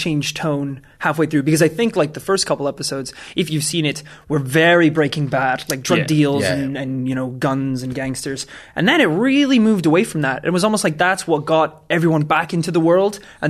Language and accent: English; Wales, United Kingdom; Hi, I'm Welsh.